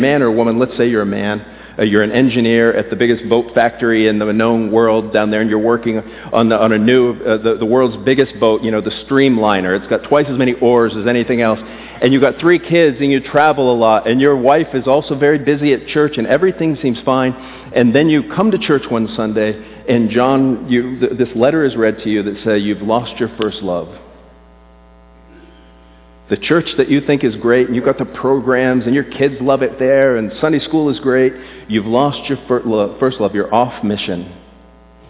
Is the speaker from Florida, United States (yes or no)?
yes; South Florida, United States; I grew up in South Florida without air conditioning.